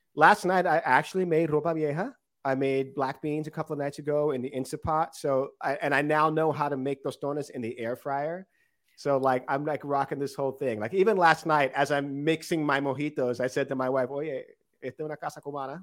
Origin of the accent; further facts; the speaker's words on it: Miami, Florida, United States; also born or lived in Los Angeles, California; now in New York, United States; I moved to uh, Kendall to uh, in 1984